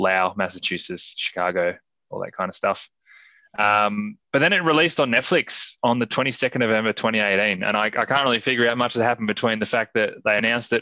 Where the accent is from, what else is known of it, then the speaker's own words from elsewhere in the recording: Australia; being Australian